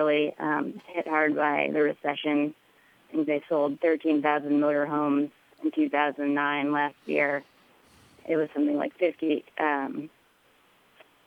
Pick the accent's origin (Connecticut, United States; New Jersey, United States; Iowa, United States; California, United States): Iowa, United States; Cedar Rapids; I was born and raised in Cedar Rapids, Iowa.